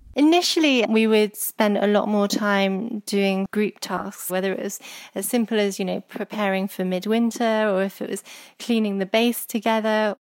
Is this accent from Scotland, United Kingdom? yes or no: no; Herefordshire, West Midlands, United Kingdom; Growing up in Herefordshire